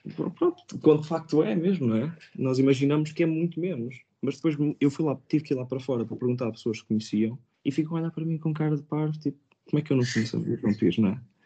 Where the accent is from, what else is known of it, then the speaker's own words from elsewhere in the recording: Pinhel, Centro, Portugal; moved away as an adult; also born or lived in Coimbra; now in London, United Kingdom; Eu sou de Pinhel